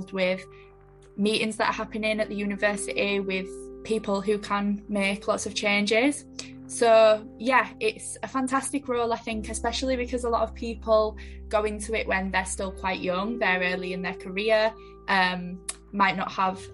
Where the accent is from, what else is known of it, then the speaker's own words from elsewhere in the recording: Leeds, Yorkshire and the Humber, United Kingdom; also born or lived in Sheffield; I'm from Leeds and I actually got into Sheffield through clearing